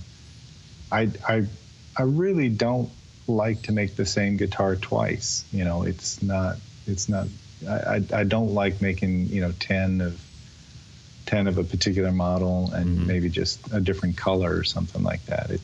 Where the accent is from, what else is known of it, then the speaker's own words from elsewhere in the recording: Chicago, Illinois, United States; now in Winston-Salem, United States; I grew up in Chicago, south side of Chicago.